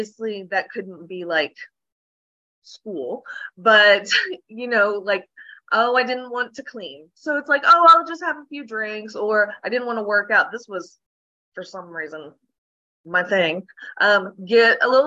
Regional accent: Oklahoma, United States; Born and raised in Oklahoma

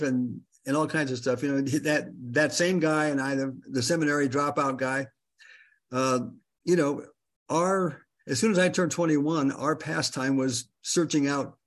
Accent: Los Angeles, California, United States; also born or lived in Michigan / Venice, California; I'm from Michigan originally, and I was raised in the San Fernando Valley.

